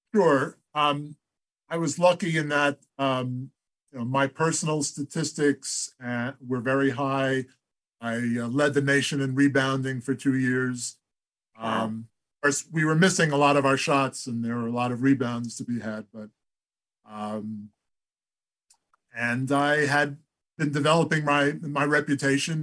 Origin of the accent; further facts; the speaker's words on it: Great Neck, New York, United States; I started our uh, baseball team out in Great Neck, where uh, we had moved to when I was about eight years old.